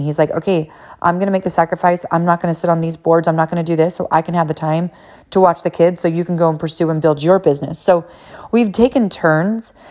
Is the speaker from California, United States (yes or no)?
yes; California, United States; moved away as an adult; also born or lived in Hawaii / Boston; I am from California originally, and then I moved to Hawaii